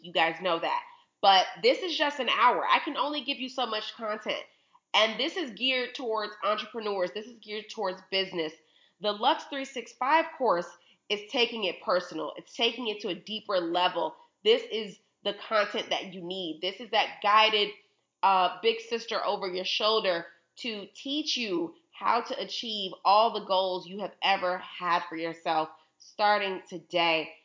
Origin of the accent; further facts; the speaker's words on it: Chicago, Illinois, United States; I'm from Chicago